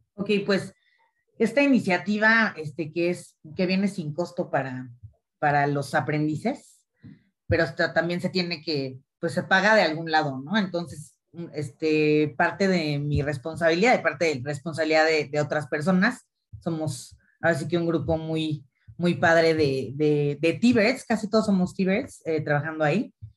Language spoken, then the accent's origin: Spanish; Mexico; yo también soy mexicana